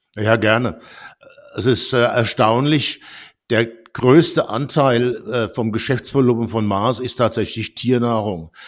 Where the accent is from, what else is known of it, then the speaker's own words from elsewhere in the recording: Worms, Rhineland-Palatinate, Germany; moved away as an adult; also born or lived in Stuttgart / France / United States; Ich bin in Worms geboren und war im Gauss-Gymnasium